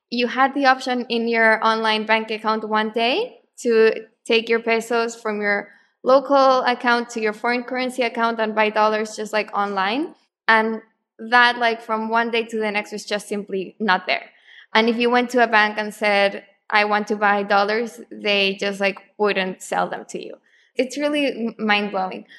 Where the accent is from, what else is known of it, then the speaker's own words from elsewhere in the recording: Santiago, Santiago Metropolitan Region, Chile; moved away; also born or lived in Argentina; I'm actually from Chile, from Santiago